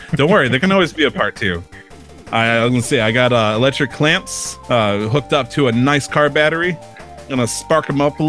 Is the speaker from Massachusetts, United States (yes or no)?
no; Michigan, United States; born there; also born or lived in Indiana; I was born in Michigan, but I might have spent some time in Indiana.